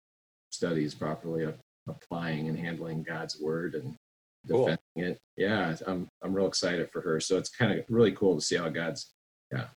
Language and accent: English; Des Moines, Iowa, United States; I grew up in Des Moines originally, and we moved over to West Des Moines and went through the school district there and ended up at Valley High School.